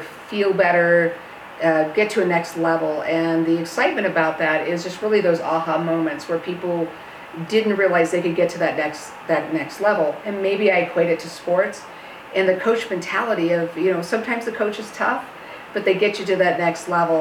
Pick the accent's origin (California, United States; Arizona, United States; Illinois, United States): Arizona, United States; I grew up in Arizona, where I've had a home building career